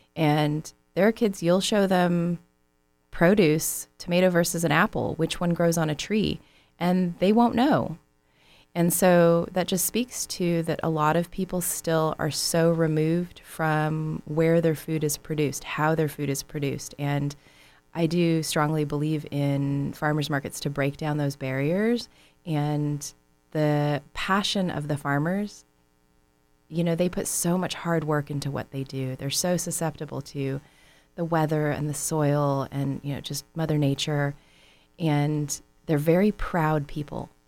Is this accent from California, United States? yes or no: yes; San Francisco Bay Area, California, United States; moved away as an adult; now in Southern California, United States; growing up in the San Francisco Bay Area